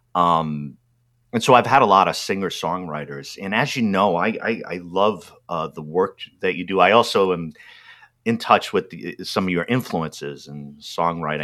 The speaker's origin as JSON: {"language": "English", "region": "New England", "country": "United States", "tie": "born or raised there", "said": "growing up in New England, um, in particular area that I did, these were uh, French French towns, like French American towns"}